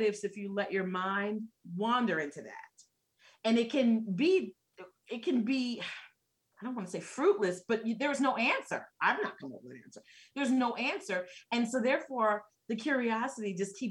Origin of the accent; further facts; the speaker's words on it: New York, United States; moved away; I'm originally from New York, right? But that's not where I live now.